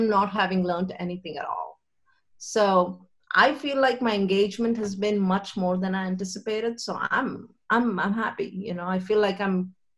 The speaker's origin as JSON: {"language": "English", "country": "India", "tie": "born or raised there", "said": "I grew up in India"}